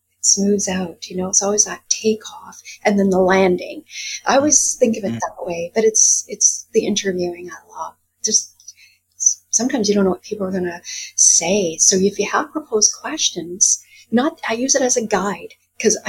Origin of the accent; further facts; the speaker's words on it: Quebec, Canada; moved away as an adult; also born or lived in Guelph, Ontario; now in Vancouver, Canada; I was born in Guelph, but raised in Quebec most of my life. I moved to Vancouver in 1989.